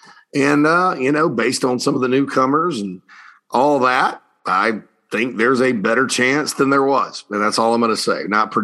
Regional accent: Spartanburg, South Carolina, United States; right there in my hometown of Spartanburg on Daniel Morgan Avenue.

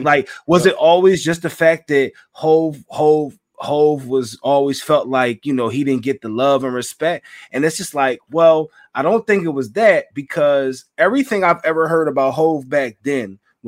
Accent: Philadelphia, Pennsylvania, United States; I'm from Southwest Philly

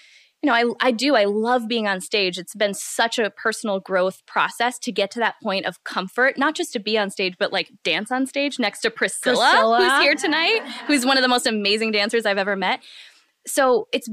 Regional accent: Midwest, United States; I'm from the Midwest

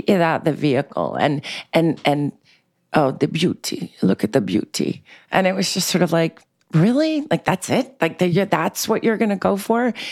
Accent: New York City, New York, United States; I grew up in New York City in a very eclectic, bohemian, um, y, uh, diverse way in Manhattan

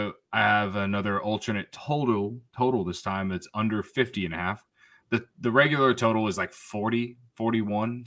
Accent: near Champaign, Illinois, United States; I grew up near Champaign

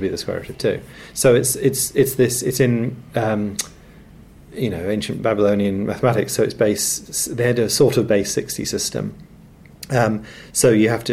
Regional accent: Nottingham, East Midlands, United Kingdom; I'm from Nottingham

